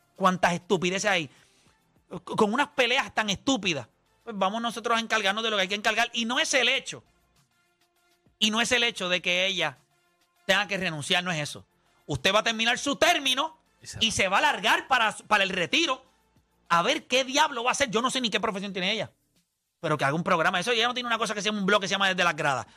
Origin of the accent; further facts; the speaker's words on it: Puerto Rico; como puertorriqueños